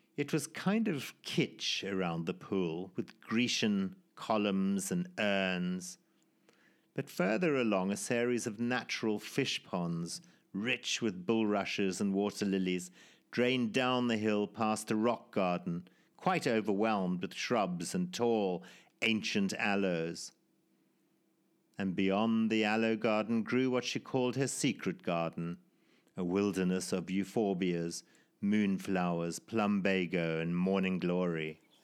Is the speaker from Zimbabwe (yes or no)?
yes; Zimbabwe; born or raised there